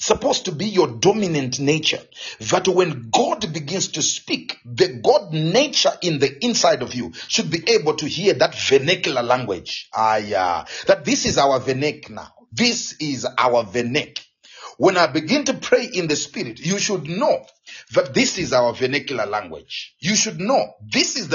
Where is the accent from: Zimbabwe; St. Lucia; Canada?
Zimbabwe; first language Shona; English is a second language; moved away; I get back to my home country, to Zimbabwe